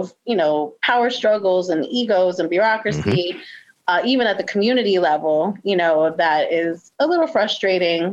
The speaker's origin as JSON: {"language": "English", "town": "New York City", "region": "New York", "country": "United States", "tie": "born or raised there", "also_born_or_lived": "Richmond, Virginia / Washington, D.C.", "moved": "as an adult", "lives_now": "Baltimore, United States", "said": "I'm originally from New York City, born and raised"}